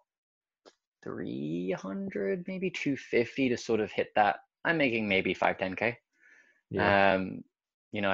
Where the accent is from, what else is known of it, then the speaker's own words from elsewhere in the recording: England, United Kingdom; also born or lived in London; I was born and raised in England.